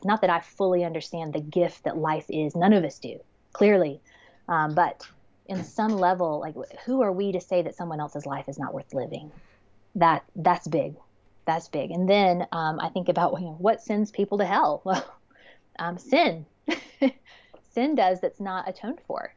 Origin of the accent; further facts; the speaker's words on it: Georgia, United States; I'm from Georgia